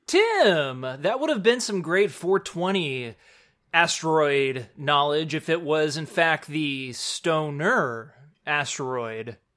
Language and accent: English; Spring, Texas, United States; living in Houston, and actually, I'm from Spring, Texas